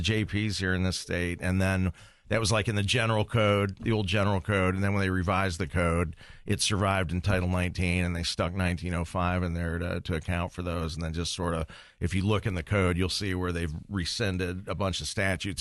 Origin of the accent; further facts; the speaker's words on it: Toledo, Ohio, United States; also born or lived in Maumee, Ohio / Marietta, Ohio; growing up in Toledo